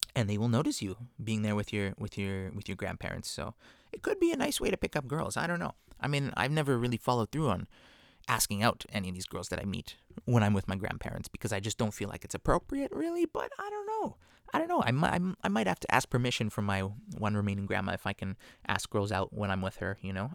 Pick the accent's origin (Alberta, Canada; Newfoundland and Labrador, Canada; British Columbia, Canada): British Columbia, Canada; Vancouver; growing up in Vancouver, my parents, you know, are out there.